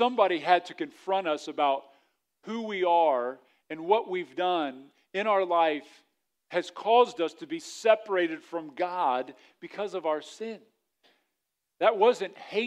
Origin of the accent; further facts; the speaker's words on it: Wilmington, Ohio, United States; now in Xenia, United States; I didn't grow up in Xenia. I grew up in Wilmington.